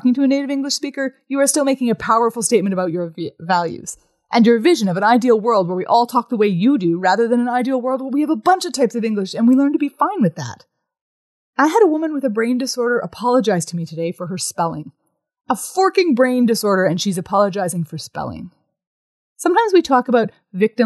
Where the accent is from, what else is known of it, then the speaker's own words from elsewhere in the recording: Canada; I'm a Canadian visiting